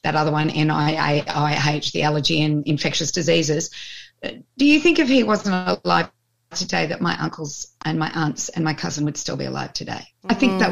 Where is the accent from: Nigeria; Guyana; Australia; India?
Australia; also born or lived in Colorado; I was born in Australia 16 months after Lisa